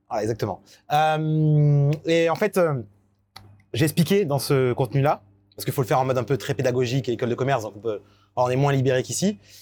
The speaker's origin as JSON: {"language": "French", "country": "France", "said": "en tant que Français"}